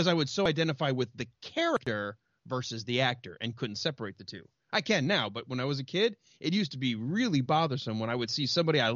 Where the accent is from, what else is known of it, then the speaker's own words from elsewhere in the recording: outside of Detroit, Michigan, United States; I grew up outside of Detroit